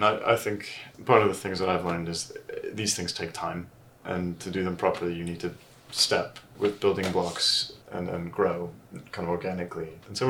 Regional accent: United States; accent: American; moved away; also born or lived in Switzerland; I'm originally American. I've lost the accent slightly.

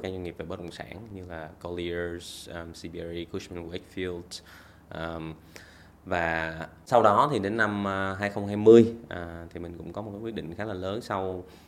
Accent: Vietnam; moved away as an adult; also born or lived in Australia; bản thân mình thì cũng sinh ra lớn lên ở Việt Nam

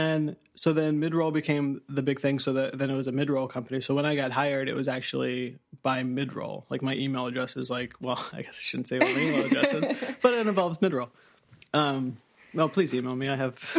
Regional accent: Indiana, United States; moved away as an adult; now in New York, United States; I am from Indiana originally.

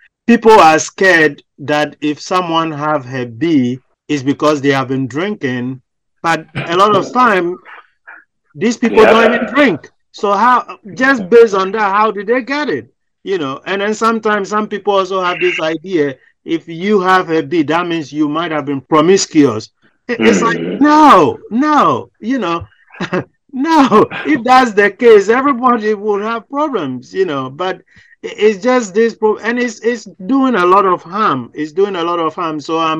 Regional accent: Ghana; because I'm from Ghana

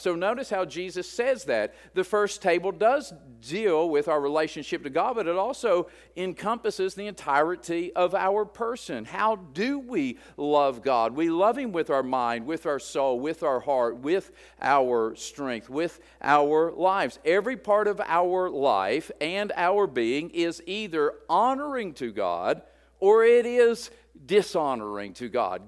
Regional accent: West Virginia, United States; moved away; I'm at a deficit coming from West Virginia, and so I'm trying to learn my first language.

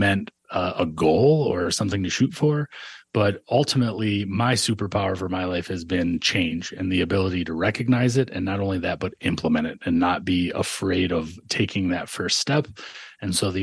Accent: Michigan, United States; I grew up in Michigan with no money

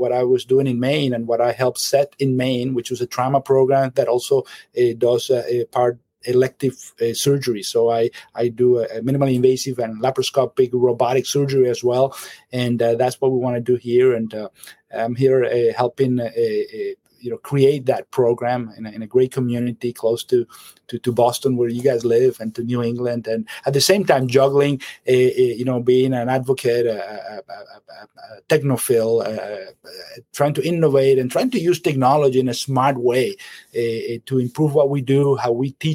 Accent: Caracas, Capital District, Venezuela; moved away as an adult; now in United States; I am from Venezuela, from Caracas, and that's where I grew up

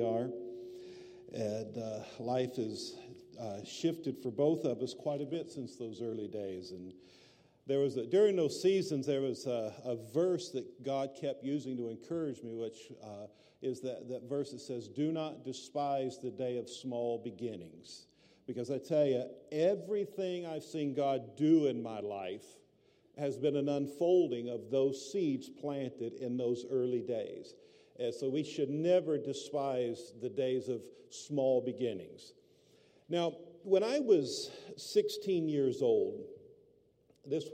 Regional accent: Alabama, United States; I grew up in Alabama

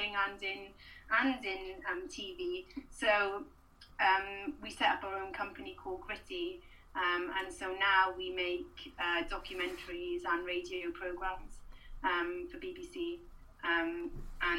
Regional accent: Swansea, Wales, United Kingdom; I was from Swansea

